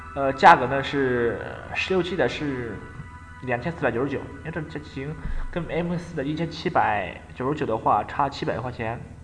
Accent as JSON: {"language": "Chinese", "country": "China", "said": "作为一个中国人来说"}